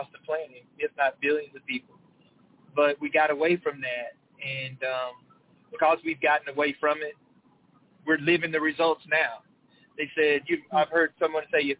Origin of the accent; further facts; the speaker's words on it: Henderson, Texas, United States; also born or lived in Houston, Texas; born and raised in Henderson, Texas